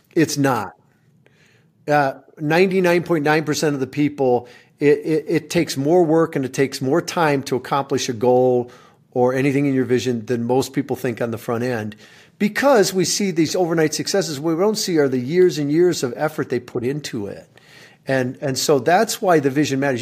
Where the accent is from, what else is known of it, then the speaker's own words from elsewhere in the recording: Michigan, United States; moved away; I, I grew up in Michigan